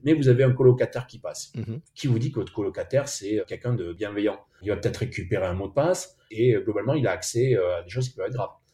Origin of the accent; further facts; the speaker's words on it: Bordeaux, Nouvelle-Aquitaine, France; on est bordelais